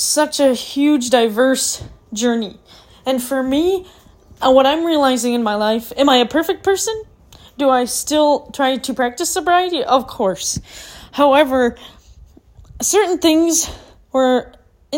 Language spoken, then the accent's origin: English; Minnesota, United States; moved away as an adult; now in Arizona, United States; when I was growing up in Minnesota